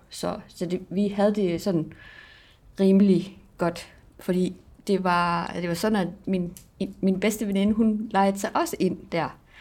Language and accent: Danish; Greenland; also born or lived in Southern Jutland; now in Denmark; jeg er fra Grønland